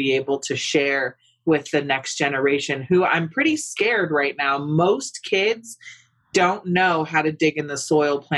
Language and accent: English; West Coast, United States; I'm over from the West Coast, right? Which is not so conservative. As a matter of fact, we're quite liberal over there in that part of the country.